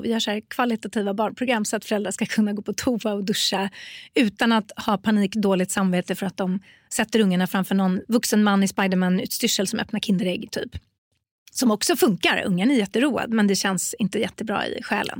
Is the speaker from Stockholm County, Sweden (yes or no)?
yes; Stockholm, Stockholm County, Sweden; jag är från Stockholm